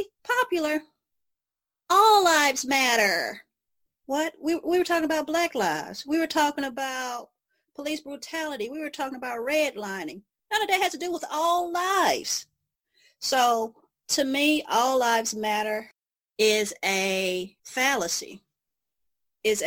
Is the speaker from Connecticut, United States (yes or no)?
no; Mississippi, United States; I'm from Mississippi